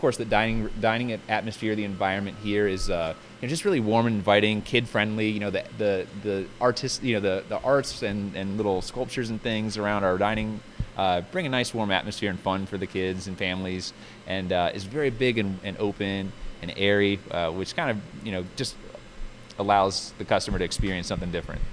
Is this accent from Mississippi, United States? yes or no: no; Fredericksburg, Virginia, United States; I was born and raised here in Fredericksburg